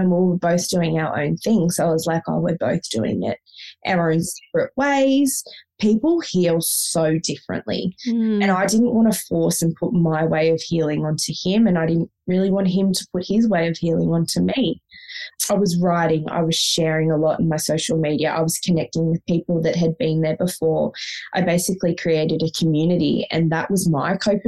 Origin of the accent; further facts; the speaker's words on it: Victoria, Australia; moved away as an adult; also born or lived in Sydney, Australia; we moved from Sydney back to Victoria, which is where we're both originally from